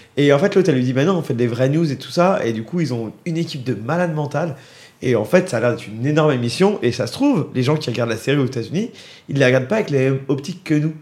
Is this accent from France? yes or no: yes; France; en tant que Français